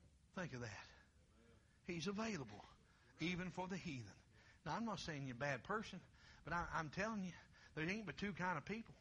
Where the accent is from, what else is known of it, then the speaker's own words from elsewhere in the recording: Kentucky, United States; now in Ohio, United States; I'm originally from Kentucky